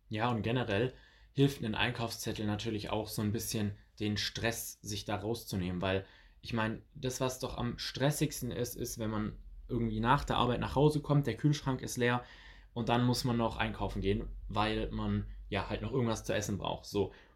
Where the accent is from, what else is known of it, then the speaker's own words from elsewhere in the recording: near Stuttgart, Swabia, Baden-Württemberg, Germany; ich komme ja aus der Nähe von Stuttgart, das heißt aus dem Schwabenland